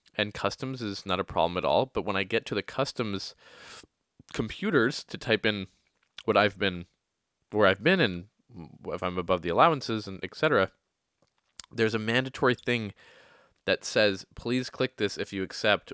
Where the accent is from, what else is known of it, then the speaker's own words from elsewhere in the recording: Oakville, Ontario, Canada; moved away as an adult; also born or lived in Toronto; now in New York City, United States; Today I am in Oakville, Ontario. Oakville, Ontario is a small town